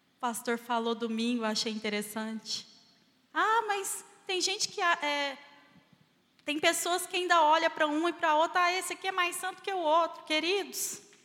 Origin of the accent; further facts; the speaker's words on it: Barbacena, Minas Gerais, Brazil; quando eu era criança lá em Barbacena